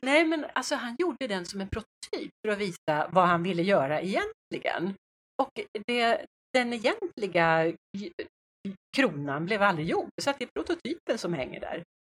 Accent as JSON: {"language": "Swedish", "country": "Sweden", "said": "vi svenskar"}